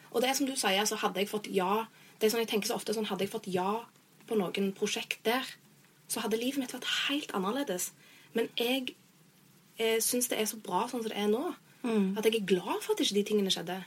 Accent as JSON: {"language": "Norwegian", "country": "Norway", "moved": "yes", "said": "jeg er jo blonde fra Norge"}